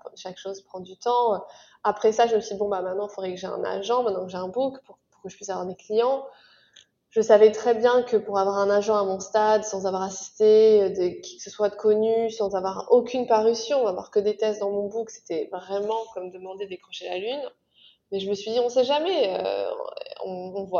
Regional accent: France; moved away as an adult; now in New York, United States; je vis à New York mais je suis française, j'ai déménagé il y a 7 ans.

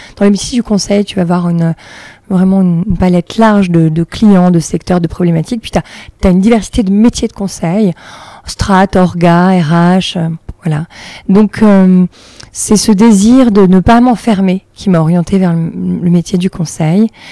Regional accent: Saint-Étienne area, Auvergne-Rhône-Alpes, France; moved away as an adult; now in Paris, France; J'ai grandi en, province, dans la région stéphanoise

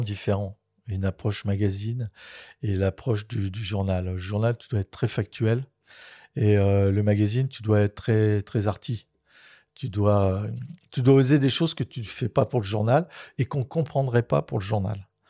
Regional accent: Dunkirk, Hauts-de-France, France; j'ai fait beaucoup de natation étant jeune à Dunkerque

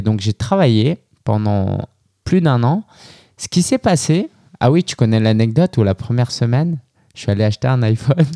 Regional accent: France; moved away as an adult; also born or lived in Shanghai, China; je suis né en France de parents chinois

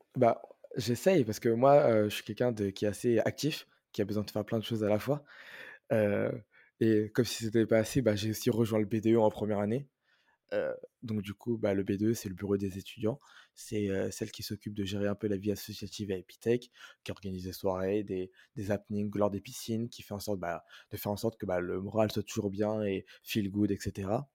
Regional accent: France; moved away as an adult; now in Montreal, Canada; je suis né en France et je vis en France

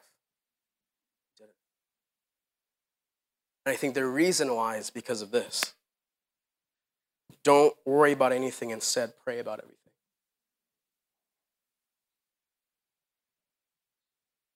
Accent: Philippines; now in United States; I grew up in the Philippines

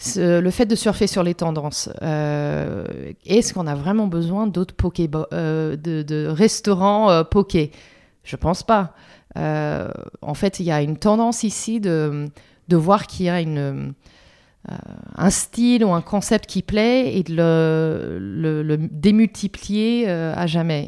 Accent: Philadelphia, Pennsylvania, United States; French is a second language; moved away as an adult; now in Paris, France; J'ai grandi à Philadelphie, euh, en Pennsylvanie.

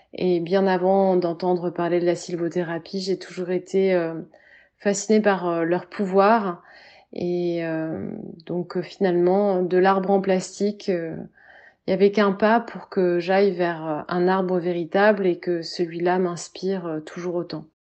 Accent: Orléans, Centre-Val de Loire, France; now in Paris, France; je vis aujourd'hui à Paris, mais je suis née à Orléans.

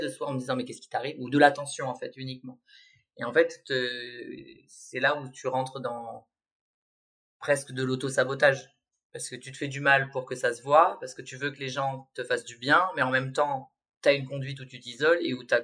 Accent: Nouvelle-Aquitaine, France; C'est vrai que comme j'ai grandi dans les Landes, et qu'il

